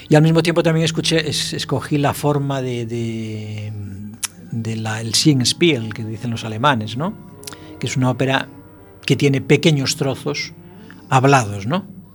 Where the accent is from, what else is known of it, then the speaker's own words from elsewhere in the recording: Galicia, Spain; Francisco Corujo, es, es, de Lanzarote, el resto somos todos gallegos